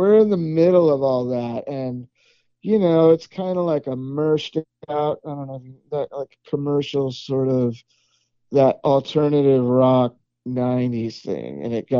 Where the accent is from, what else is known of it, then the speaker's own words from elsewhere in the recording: West Coast, United States; now in Texas, United States; Look, I'm from the West Coast.